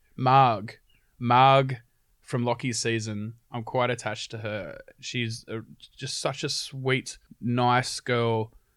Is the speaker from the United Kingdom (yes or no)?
no; Sydney, New South Wales, Australia; moved away as an adult; now in Brisbane, Australia; I moved from Sydney to Brisbane